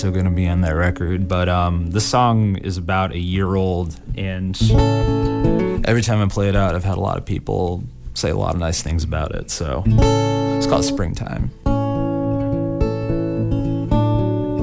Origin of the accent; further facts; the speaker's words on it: Weston, Massachusetts, United States; also born or lived in Wakefield, Massachusetts; born and raised, mostly in the Boston suburbs, but Massachusetts, born and raised